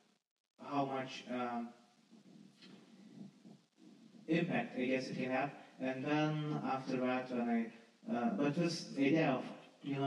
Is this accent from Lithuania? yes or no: yes; Lithuania; moved away as an adult; now in London, United Kingdom; I'm not from London, I'm from Lithuania